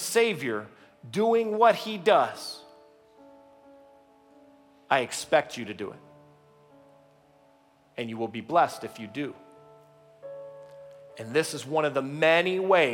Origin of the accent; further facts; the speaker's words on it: the South, Georgia, United States; moved away; I come from the South. We lived in Georgia